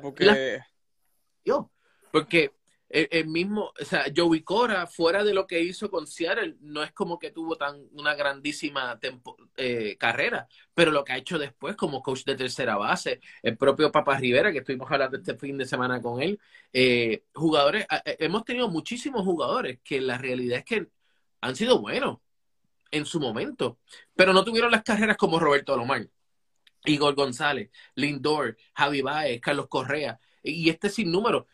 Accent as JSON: {"language": "Spanish", "country": "Puerto Rico", "said": "Somos boricuas"}